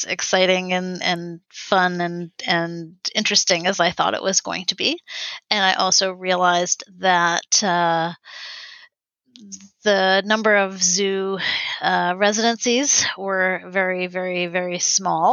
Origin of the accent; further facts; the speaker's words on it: London, Ontario, Canada; moved away as an adult; now in Toronto, Canada; I was born in London, Ontario